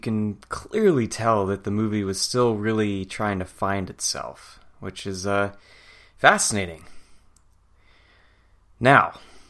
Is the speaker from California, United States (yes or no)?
yes; Santa Barbara, California, United States; the Arlington Theater in my hometown of Santa Barbara, California.